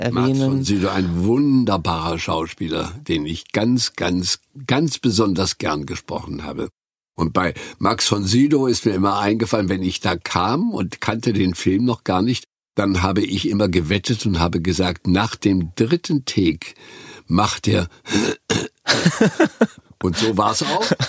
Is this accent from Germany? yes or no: yes; Güstrow, Mecklenburg-Vorpommern, Germany; nach Güstrow in Mecklenburg, wo ich aufgewachsen bin